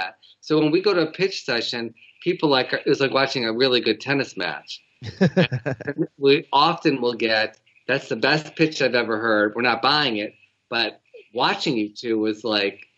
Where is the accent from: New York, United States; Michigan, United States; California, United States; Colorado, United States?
Michigan, United States; Detroit; we're both from Detroit.